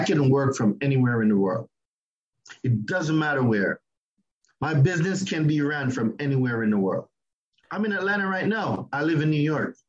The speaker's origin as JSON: {"language": "English", "country": "Jamaica", "moved": "as an adult", "lives_now": "United States", "said": "I'm Jamaican. I've only been living in the United States going 12 years now."}